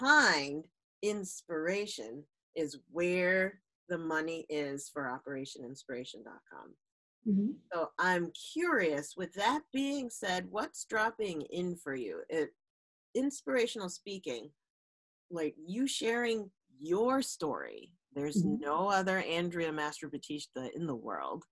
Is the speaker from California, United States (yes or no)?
no; New Jersey, United States; we are from New Jersey